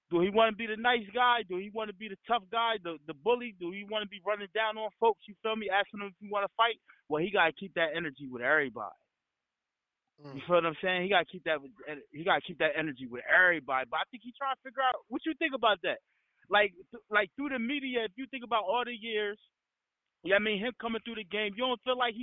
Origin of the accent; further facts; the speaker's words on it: New Jersey, United States; I'm from Jersey